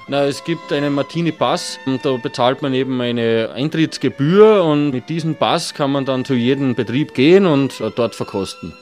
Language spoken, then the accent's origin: German; Halbturn, Burgenland, Austria; Bei uns in Halbturn ist speziell das Tschatakenfest